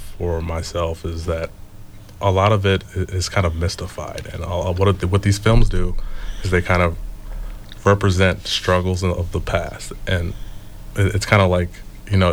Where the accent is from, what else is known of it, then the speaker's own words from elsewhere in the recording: Los Angeles, California, United States; I grew up in South Central